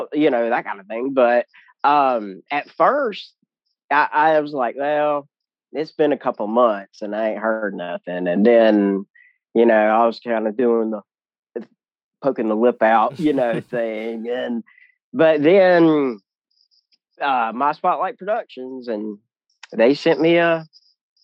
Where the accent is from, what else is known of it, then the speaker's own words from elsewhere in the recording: South Mississippi and South Alabama, United States; accent: Southern; my Southern, I can't help it, my accent. I grew up, you know, in South Mississippi and South Alabama